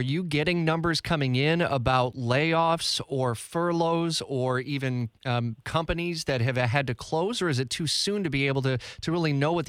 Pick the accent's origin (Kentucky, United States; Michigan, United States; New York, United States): Michigan, United States; Detroit; now in Jacksonville, United States; my hometown of Metro Detroit